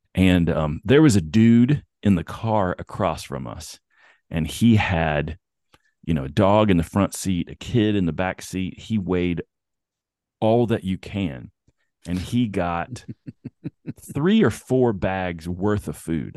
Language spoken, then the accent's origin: English; Bristol, United States; also born or lived in the South / eastern Tennessee and southwestern Virginia; now in California, United States; So Bristol is, uh, on the, on the Tennessee, Virginia state line.